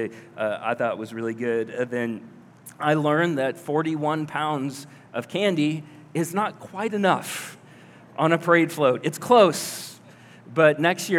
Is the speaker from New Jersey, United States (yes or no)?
no; Collins, Iowa, United States; moved away as an adult; also born or lived in Oklahoma City; I grew up in Collins.